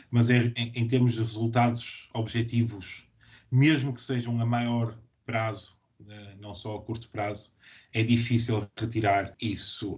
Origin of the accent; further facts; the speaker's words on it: Portugal; moved away as an adult; also born or lived in Latvia / Switzerland / Guinea-Bissau; now in Edinburgh, United Kingdom; nós portugueses